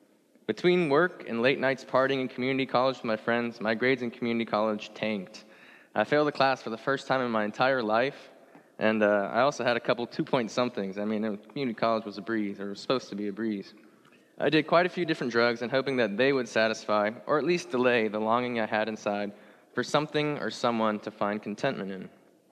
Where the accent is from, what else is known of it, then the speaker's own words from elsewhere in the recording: Indonesia; also born or lived in Singapore; So I was born in Singapore until I was about 7 or 8. Then I moved to the country of Indonesia.